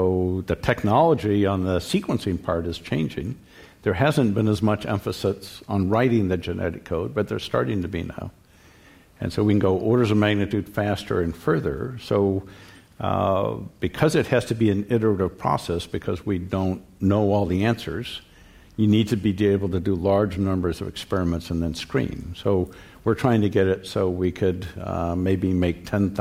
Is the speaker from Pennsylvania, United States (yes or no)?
no; California, United States; growing up in California